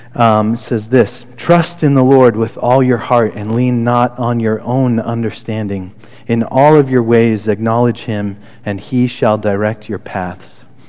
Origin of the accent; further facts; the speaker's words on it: Connecticut, United States; moved away; also born or lived in Albany, Oregon; I grew up right outside New York City